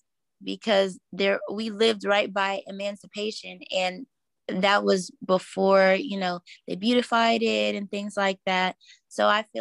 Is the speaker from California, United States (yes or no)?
no; Houston, Texas, United States; I am a musician from Houston, Texas. I was raised in so many different areas of Houston